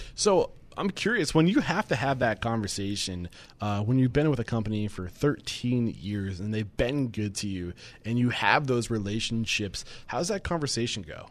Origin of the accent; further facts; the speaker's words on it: New England, United States; I'm from New England